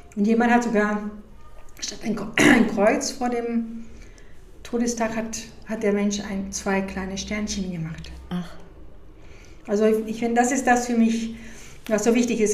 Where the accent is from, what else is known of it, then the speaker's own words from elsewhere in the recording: Mexico; moved away; also born or lived in United States; ich bin in Mexiko aufgewachsen, obwohl ich Amerikanerin bin